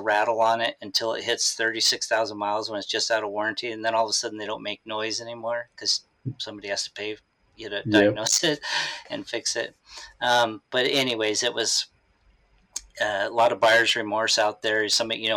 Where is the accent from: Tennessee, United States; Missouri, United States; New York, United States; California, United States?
California, United States; San Diego; moved away as an adult; also born or lived in Salem, Oregon; I was from San Diego, California.